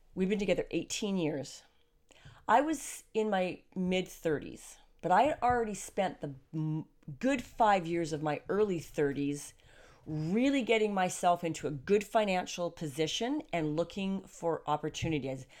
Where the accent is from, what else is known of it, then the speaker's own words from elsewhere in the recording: Canada; being a Canadian